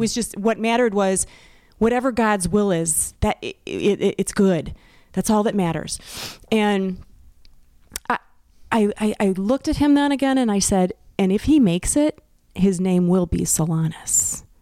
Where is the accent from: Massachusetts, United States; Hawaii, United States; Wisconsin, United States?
Wisconsin, United States; I'm from Wisconsin too